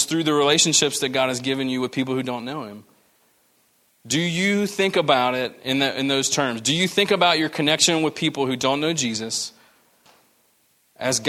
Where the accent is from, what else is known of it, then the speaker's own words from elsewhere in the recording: the American South, United States; we're Americans. That's what we do. We're Southerners, you know, just good old Southern hospitality